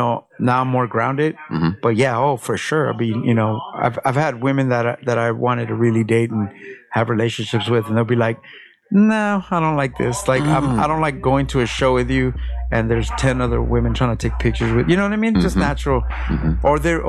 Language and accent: English; Los Angeles, California, United States; now in Long Beach, United States; I'm from Mid City, but I've been in Long Beach for a couple years now.